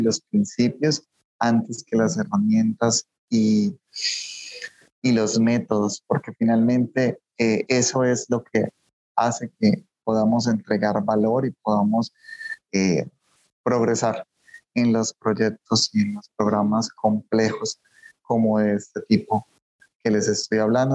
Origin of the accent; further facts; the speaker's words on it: Colombia; moved away as an adult; also born or lived in Antioquia, Colombia; now in Mexico City, Mexico; soy colombiano también, eh, soy colombiano